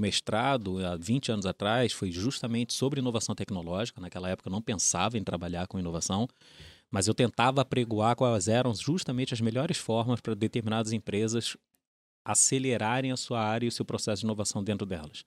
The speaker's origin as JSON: {"language": "Portuguese", "region": "Rio de Janeiro", "country": "Brazil", "tie": "born or raised there", "accent": "carioca", "said": "acho que dá para pegar pelo sotaque. É, uhum. Sou carioca, é, fui nascido, criado na Urca, filho de militares"}